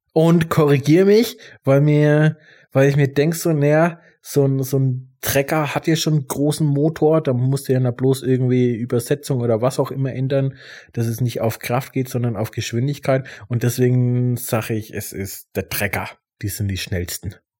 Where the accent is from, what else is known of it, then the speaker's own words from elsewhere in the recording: Germany; bei uns in Deutschland